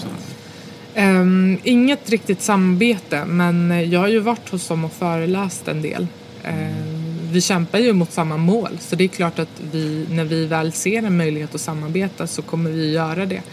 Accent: Botkyrka, Stockholm County, Sweden; jag är uppväxt i Stockholmsförorten Fittja

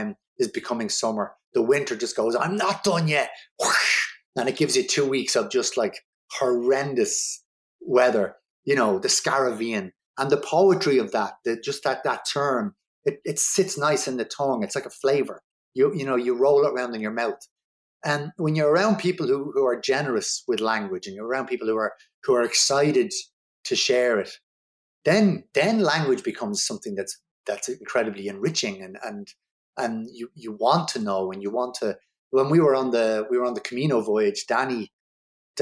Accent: Dublin, Leinster, Ireland; I grew up in Ballymun

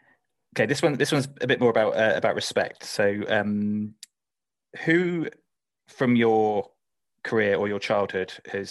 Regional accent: Whitchurch, United Kingdom; Actually, funny enough, I met Steve Perryman the other day because I'm from Whitchurch, and I was in the social club

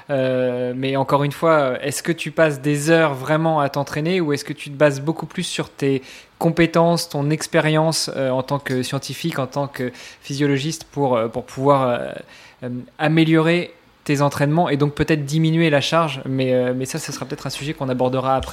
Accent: France; moi, je suis, moi, je suis français

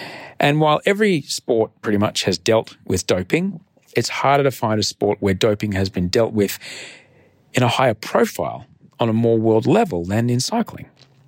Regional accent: Australia; Hi. I'm Australian.

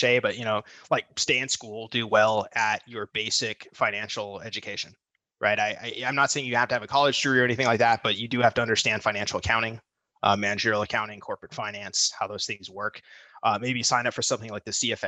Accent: United States; I'm an American citizen.

